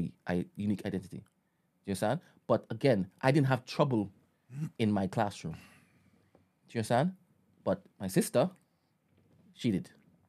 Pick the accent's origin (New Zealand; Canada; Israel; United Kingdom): United Kingdom; Like I said, when I go to Trinidad, they know that I'm from Britain.